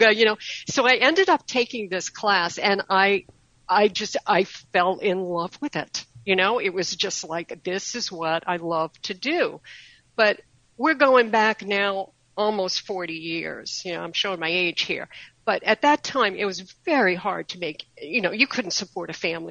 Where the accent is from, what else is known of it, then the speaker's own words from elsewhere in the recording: Maine, United States; now in Sarasota, United States; I'm actually originally from Maine